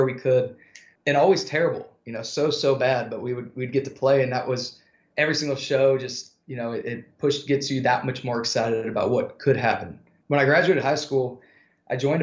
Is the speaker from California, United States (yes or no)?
yes; Yuba City, California, United States; moved away as an adult; also born or lived in Los Angeles / Nashville; I was born and raised in a little city called Yuba City. It's about an hour north of Sacramento on the way to Chico.